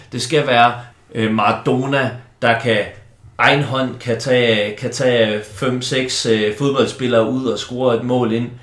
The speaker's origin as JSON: {"language": "Danish", "town": "Silkeborg", "region": "Central Denmark Region", "country": "Denmark", "tie": "born or raised there", "also_born_or_lived": "Copenhagen, Denmark", "moved": "yes", "said": "Jeg kom jo som barn på Silkeborg Stadion og gik op i det"}